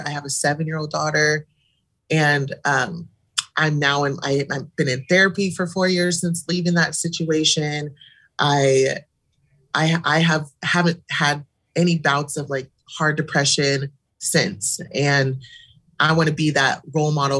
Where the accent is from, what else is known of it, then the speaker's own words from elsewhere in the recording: Eugene, Oregon, United States; I was born and raised in Eugene